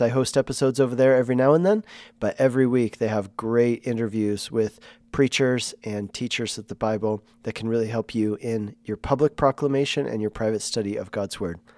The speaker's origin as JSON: {"language": "English", "region": "Colorado", "country": "United States", "said": "here in my home state of Colorado"}